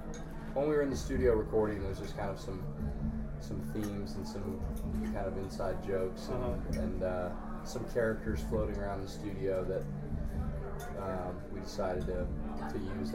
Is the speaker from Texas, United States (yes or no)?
yes; outside of Houston, Texas, United States; now in Austin, United States; I grew up mostly outside of Houston.